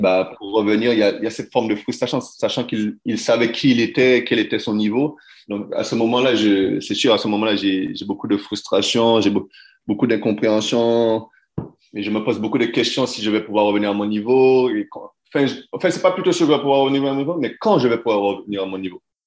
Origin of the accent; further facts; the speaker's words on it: France; moved away as an adult; mon pays, là, où je suis français, mon pays, la France